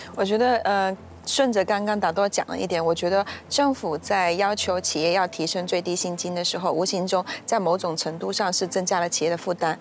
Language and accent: Chinese; Malaysia; 作为马来西亚人